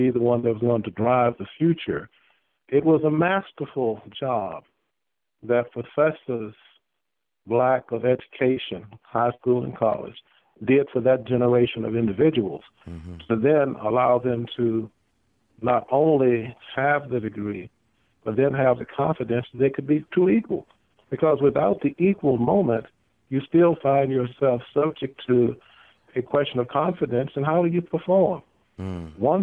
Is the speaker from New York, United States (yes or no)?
no; Richmond, Virginia, United States; When I grew up in Richmond